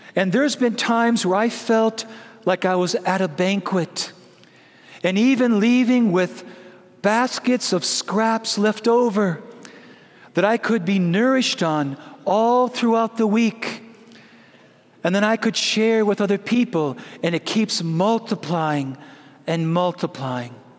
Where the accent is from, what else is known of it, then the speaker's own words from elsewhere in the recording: Prescott, Wisconsin, United States; When I was a little boy, growing up in Prescott, Wisconsin, the land flowing with milk and butter.